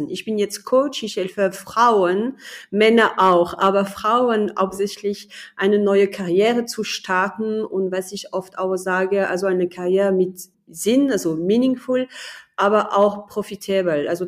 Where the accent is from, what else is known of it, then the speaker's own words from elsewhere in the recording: France; German is a second language; moved away as an adult; now in Germany; Also ich bin Französin, ich wohne aber in Deutschland so seit 20 Jahren, also das ist kaum zu fassen. Und ich bin in Deutschland angekommen als Ingenieurin.